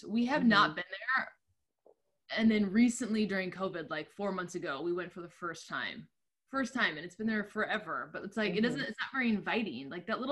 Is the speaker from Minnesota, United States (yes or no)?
yes; Minnesota, United States; moved away as an adult; also born or lived in Chicago; now in Los Angeles, United States; I'm originally from Minnesota. I'm a Minnesota girl